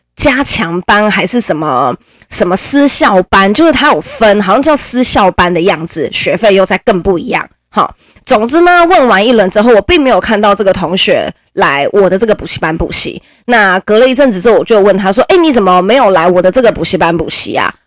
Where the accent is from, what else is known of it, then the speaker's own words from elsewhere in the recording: Nantou County, Taiwan; 我还是个南投人哦，我还不是台北人哦，我是南投人